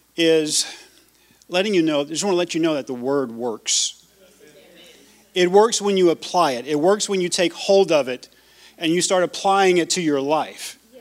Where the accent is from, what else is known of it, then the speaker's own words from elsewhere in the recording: Louisiana, United States; moved away; also born or lived in Georgia; I grew up, like I said, I grew up in Louisiana, grew up in Georgia.